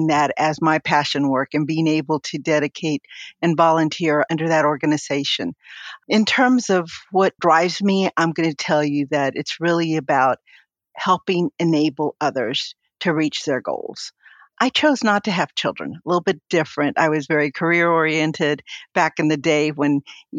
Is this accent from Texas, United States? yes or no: yes; Rio Grande Valley, South Texas, United States; I was born in South Texas in the Rio Grande Valley